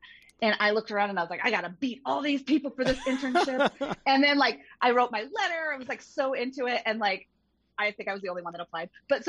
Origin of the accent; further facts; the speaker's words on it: Michigan, United States; I grew up in Michigan